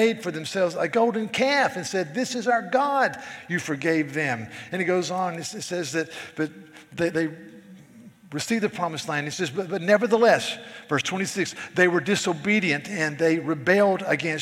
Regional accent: the South, United States; I'm a Southerner

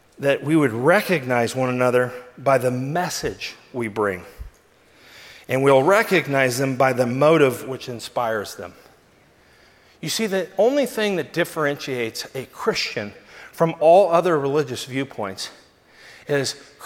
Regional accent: Southern California, United States; as a Southern California boy

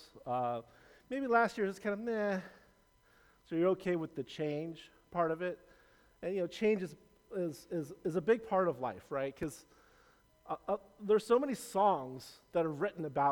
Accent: Los Angeles, California, United States; also born or lived in San Francisco Bay Area, California; I was born in the Bay, but raised in LA.

